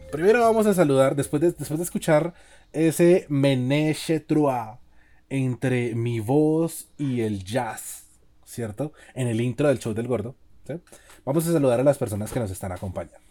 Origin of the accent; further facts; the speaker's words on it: Cali, Valle del Cauca, Colombia; Yo, yo soy caleño